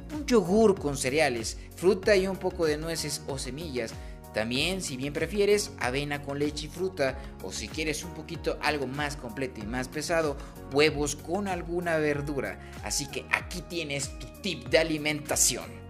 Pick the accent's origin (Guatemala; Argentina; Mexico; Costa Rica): Mexico; nos ha ido como mexicanos